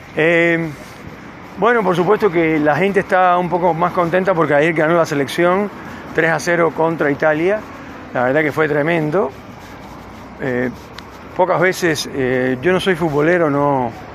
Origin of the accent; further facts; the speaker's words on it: Cuba; now in Neuquén, Argentina; vengo de Cuba, del calor.